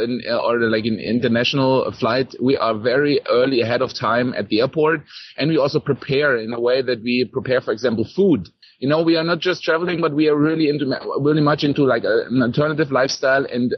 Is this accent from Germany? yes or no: yes; Germany; moved away as an adult; now in Costa Rica; I come from Germany originally